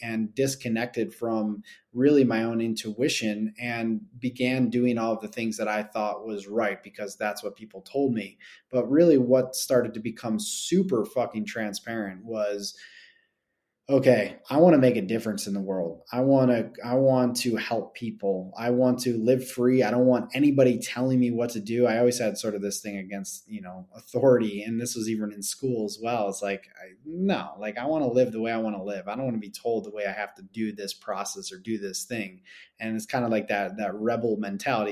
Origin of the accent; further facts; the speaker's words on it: Buffalo, New York, United States; I grew up in Buffalo